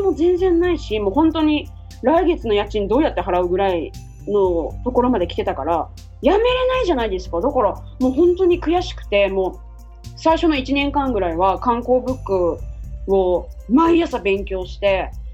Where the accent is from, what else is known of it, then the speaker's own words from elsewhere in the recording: Japan; now in Hawaii, United States; 日本人の感覚だったら